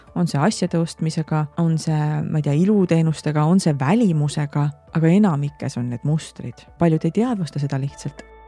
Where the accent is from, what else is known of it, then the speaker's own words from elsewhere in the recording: Estonia; me oleme eestlased